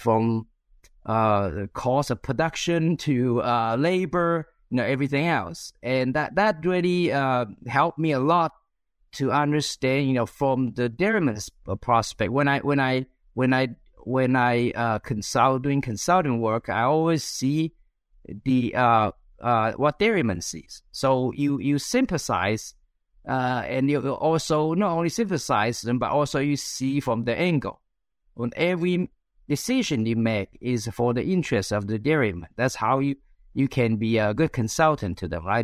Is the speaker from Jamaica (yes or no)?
no; China; moved away as an adult; also born or lived in Central Valley, California, United States; now in United States; I was, uh, born and raised in China